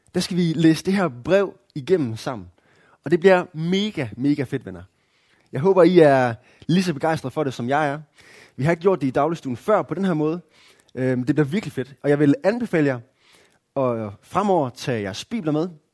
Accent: Denmark; som danskere

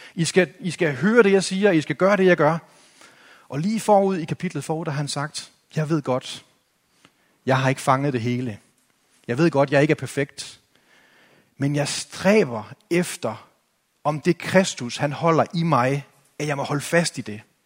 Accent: Denmark

